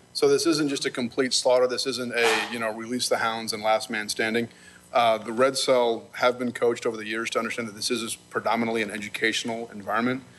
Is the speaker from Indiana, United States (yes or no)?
no; Lancaster, Pennsylvania, United States; I'm from Lancaster. We're simpler there